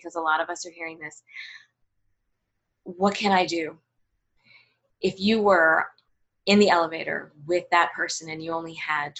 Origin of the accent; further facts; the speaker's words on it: United States; I was born here. I'm American.